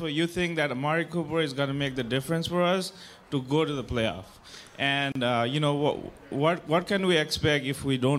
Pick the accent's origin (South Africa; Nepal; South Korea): Nepal; moved away; I'm from Nepal, by the way.